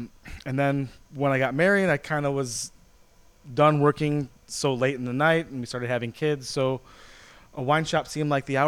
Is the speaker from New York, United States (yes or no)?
no; Chicago, Illinois, United States; I was born in Chicago, raised in the suburbs